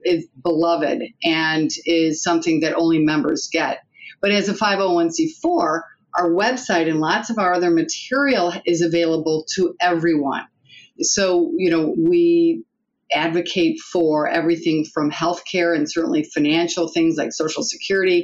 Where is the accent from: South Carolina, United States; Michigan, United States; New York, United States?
Michigan, United States; Detroit; accent: Michigan twang; moved away; I'm from Detroit